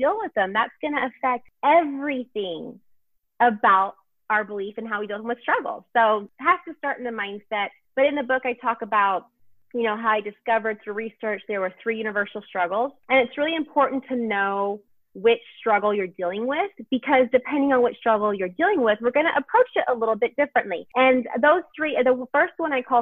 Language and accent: English; Houston, Texas, United States; I'm from Houston, Texas